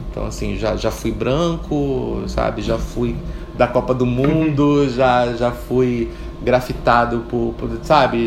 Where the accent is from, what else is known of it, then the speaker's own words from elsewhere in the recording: Rio de Janeiro, Brazil; eu fui criada em Piedade